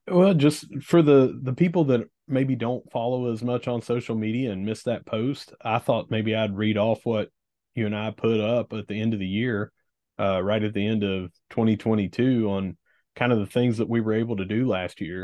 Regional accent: Gilbert, West Virginia, United States; from my hometown in Gilbert

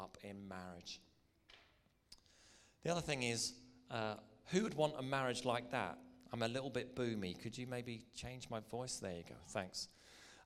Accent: Northern Ireland, United Kingdom

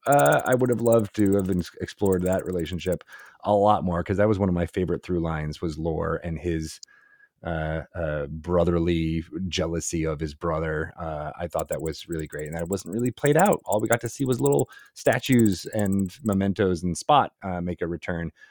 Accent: Syracuse, New York, United States; I was born in Syracuse, New York

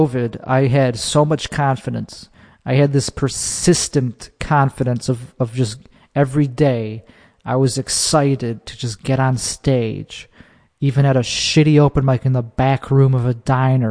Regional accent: Chicago, Illinois, United States; in my hometown. In Chicago

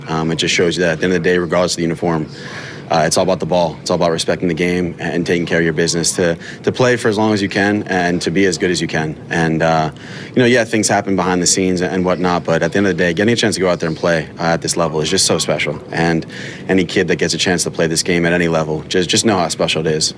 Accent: New York City, New York, United States; growing up in Manhattan, family lives in Bronxville

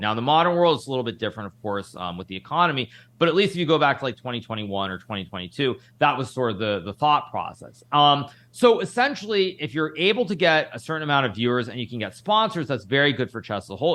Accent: United States; we're both Americans

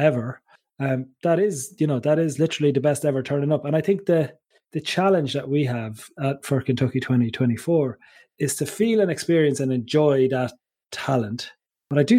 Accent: Ireland

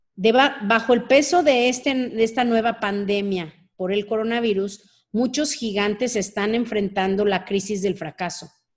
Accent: Mexico; como mexicanos

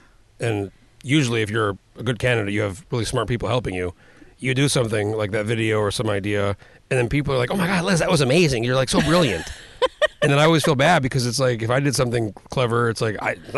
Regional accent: New Mexico, United States; I grew up in New Mexico where it was hot.

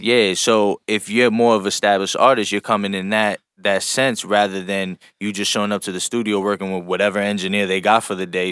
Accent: New York, United States; we come from New York

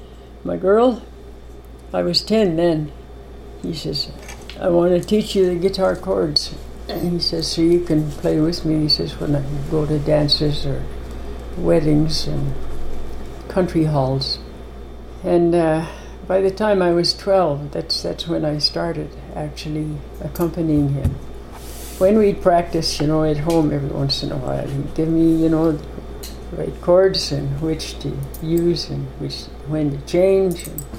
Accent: High Prairie, Alberta, Canada; High Prairie, Alberta. It's about 250 miles northwest of Edmonton, approximately.

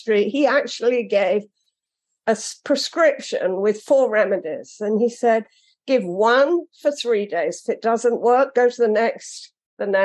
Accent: London, United Kingdom; now in Florida, United States; I'm British and a Londoner

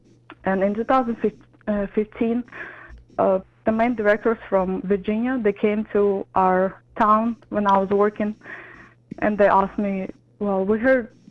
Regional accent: Ukraine; moved away as an adult; now in Baton Rouge, United States; I was raised in Ukraine until I was 25, and I moved to America 8 years ago.

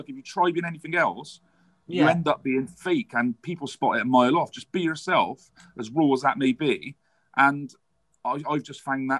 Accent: Bristol, South West England, United Kingdom; accent: Bristolian; the little bits of the Bristolian accent that I think make me sound dumb

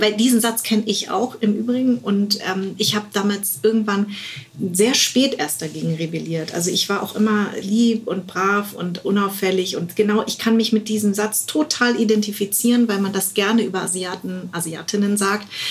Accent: West Germany, Germany; Deswegen bin ich auch in Westdeutschland groß geworden

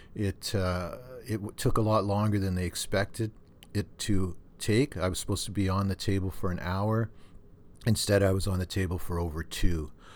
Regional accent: Thunder Bay, Ontario, Canada; when I was a kid and l, growing up in Thunder Bay

